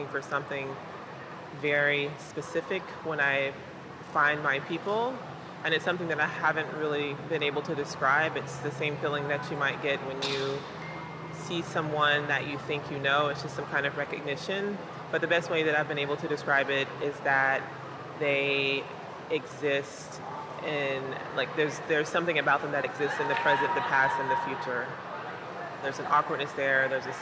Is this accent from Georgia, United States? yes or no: yes; Columbus, Georgia, United States; I grew up in Columbus, Georgia, daughter of Geraldine and Amos